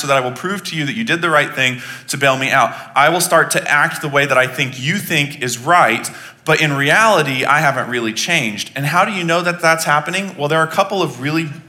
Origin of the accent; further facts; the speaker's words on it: Texas, United States; I was born in Texas